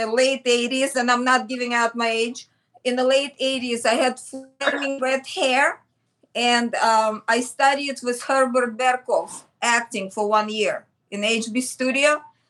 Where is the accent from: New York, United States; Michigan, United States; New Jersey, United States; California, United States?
Michigan, United States; So before Parsons, and when I came from Michigan, there was like a time frame, and I did portraits in Greenwich Village